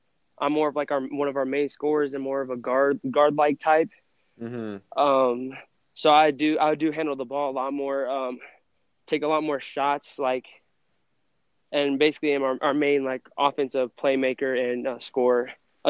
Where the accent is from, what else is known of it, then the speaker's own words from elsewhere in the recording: Lubbock, Texas, United States; born there; Texas Tech probably, because that's where I was born in Lubbock, and my dad also coached for Texas Tech at when I was born.